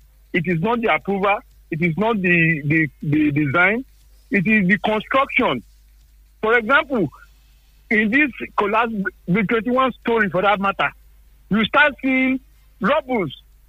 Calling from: Nigeria; Engineer Afolabi, I'm calling from Sangi.

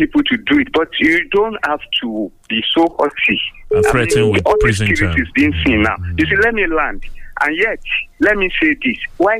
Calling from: Abeokuta, Ogun State, Nigeria; from Adokuta.

